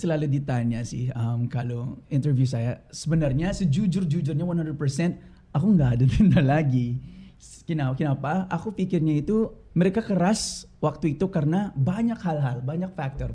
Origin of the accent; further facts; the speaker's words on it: Bolinao, Ilocos Region, Philippines; Indonesian is a second language; moved away as an adult; now in Jakarta, Indonesia; Bolinau yang nama kampung aku